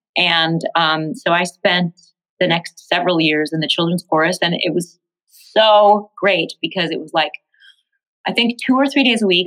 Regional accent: New York City, New York, United States; I grew up in Tribeca before it was fancy pants

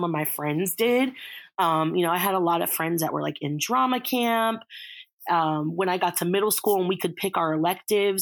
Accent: Reston, Virginia, United States; I grew up in Reston, Virginia.

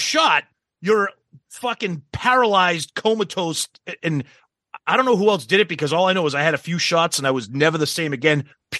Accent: United States; We're fucking American.

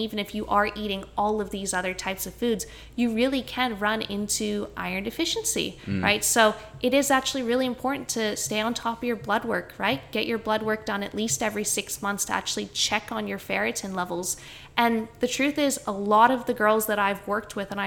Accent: Canada; now in Australia; I grew up in Canada

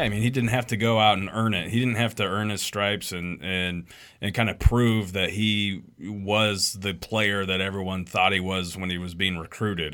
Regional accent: Ogallala, Nebraska, United States; growing up in Ogallala, we went to Shattern State's team camp every summer.

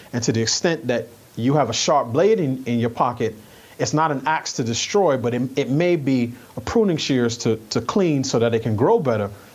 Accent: New York, United States; I grew up in New York

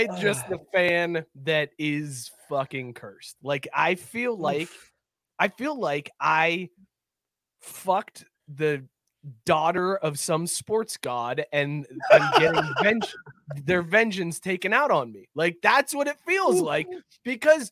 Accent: Ohio, United States; I'm from Ohio

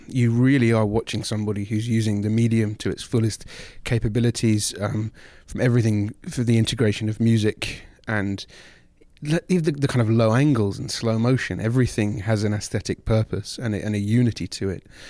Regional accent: London, United Kingdom; moved away as an adult; now in United States; where I grew up in London.

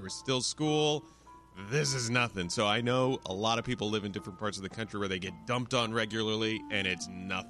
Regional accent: Erie, Pennsylvania, United States; moved away; growing up in Erie, Pennsylvania

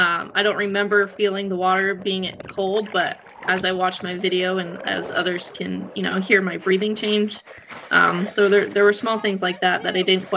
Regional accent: United States; I grew up on Lake Champlain

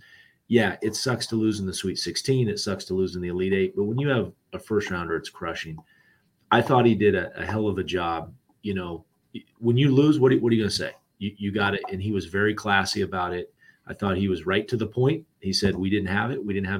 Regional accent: California, United States; I grew up in the Bay Area. I used to go up there for tournaments all the time.

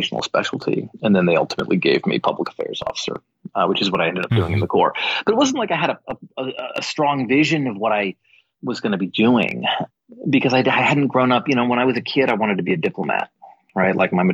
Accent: White Plains, New York, United States; White Plains, New York is where I grew up

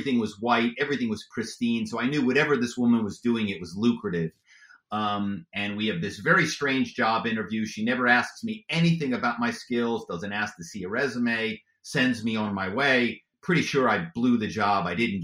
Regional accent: Philadelphia, Pennsylvania, United States; moved away as an adult; also born or lived in New York; I'm from Philadelphia

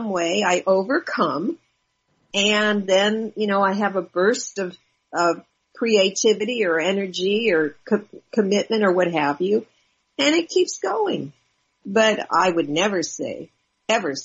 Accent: Los Angeles, California, United States; I grew up in West

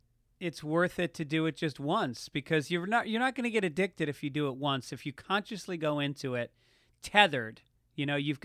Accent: Tarrytown, New York, United States; No, it's very mixed. There was a General Motors plant in town. So it's actually the most diverse population outside of New York City in the state

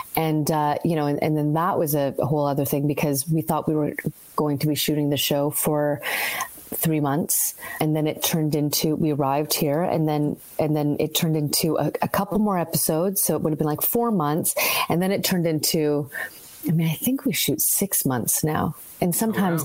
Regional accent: Vancouver, British Columbia, Canada; also born or lived in Halifax, Nova Scotia; now in Toronto, Canada; So I grew up in BC. I grew up in Vancouver. I was born in Halifax and I moved to Vancouver probably when I was about eight years old.

